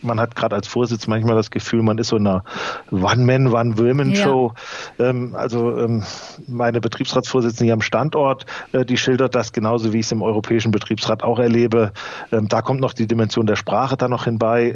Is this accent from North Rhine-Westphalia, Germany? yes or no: no; North Hesse, Germany; bei uns in Nordhessen